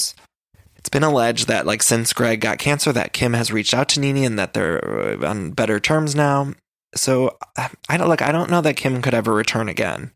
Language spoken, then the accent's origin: English; Cleveland, Ohio, United States; I'm not from Dallas society. I'm from Cleveland.